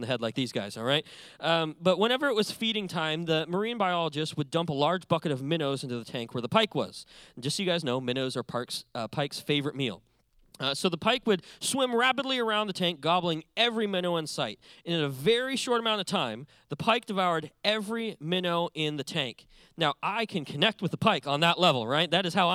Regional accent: Montana, United States; moved away as an adult; now in California, United States; I was born and raised in a big but empty state called Montana. That's where I'm from.

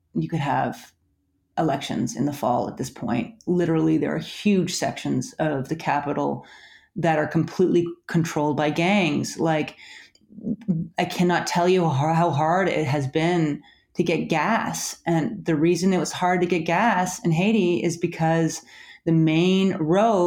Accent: Canada; I'm Canadian. I work for the Times, but I'm Canadian.

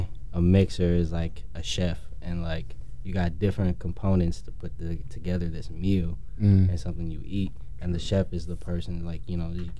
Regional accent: Skokie, Illinois, United States; I'm from Skokie, Illinois, up north.

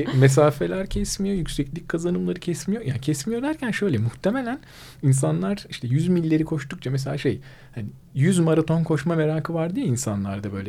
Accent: Mersin, Turkey; moved away; memleketim Mersin

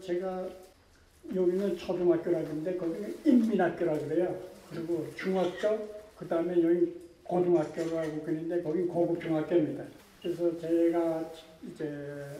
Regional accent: Kusong, North Pyongan, North Korea; moved away as an adult; also born or lived in Pakchon; now in South Korea; 평안북도 구성입니다. 태어나기는 박천에서 태어났는데 크기를 그 저 구성에 가서

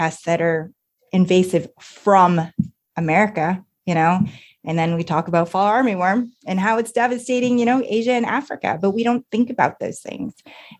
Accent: Canada; I am Asian Canadian. I mean, that's my heritage.

